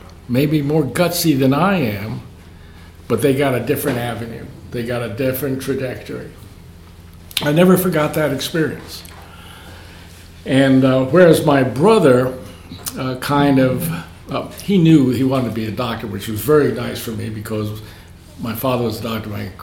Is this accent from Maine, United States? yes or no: no; New York City, New York, United States; I grew up in New York City.